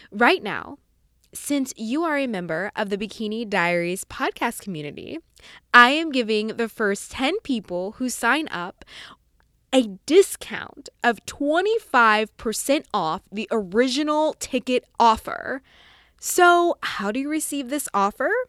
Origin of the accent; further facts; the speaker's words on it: Arlington, Texas, United States; now in Fort Worth, United States; So I am from Arlington, Texas.